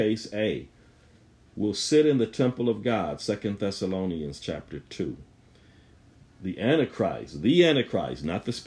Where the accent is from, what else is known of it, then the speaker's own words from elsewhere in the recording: Buffalo, New York, United States; I'm from Buffalo